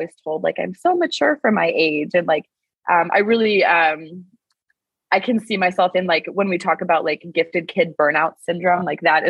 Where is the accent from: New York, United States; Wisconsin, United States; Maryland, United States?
Wisconsin, United States; I'm from Wisconsin in the US.